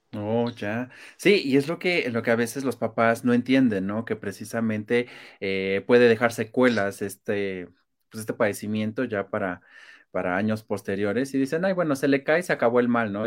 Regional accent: Mexico; somos demasiados mexicanos

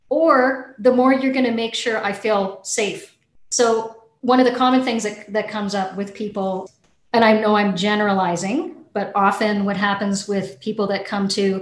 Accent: Canada; I'm a Canadian

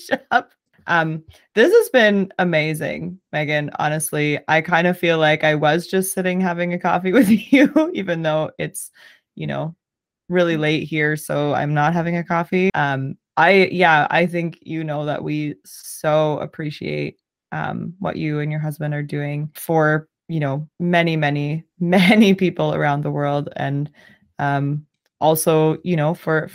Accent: Southern Ontario, Canada; I'm from Southern Ontario

